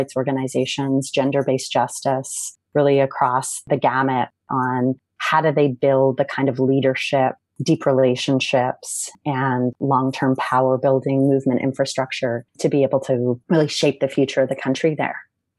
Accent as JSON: {"language": "English", "town": "Surrey", "region": "British Columbia", "country": "Canada", "tie": "born or raised there", "also_born_or_lived": "Regina, Saskatchewan / Oakland, California", "moved": "as an adult", "lives_now": "Los Angeles, United States", "said": "I was born in Regina, Saskatchewan, and was raised on the West Coast in Surrey, British Columbia. I've been out of Canada now for about a decade. 8 years of that decade has been in Oakland, California, and the last year and a half has been in Los Angeles."}